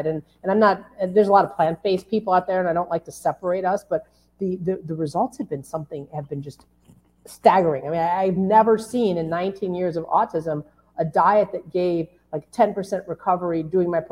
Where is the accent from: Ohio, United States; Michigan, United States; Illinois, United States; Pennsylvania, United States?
Illinois, United States; Chicago; I'm from Chicago